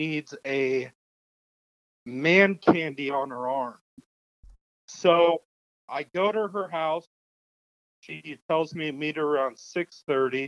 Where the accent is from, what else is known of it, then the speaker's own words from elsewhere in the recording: Las Vegas, Nevada, United States; born and raised here in Vegas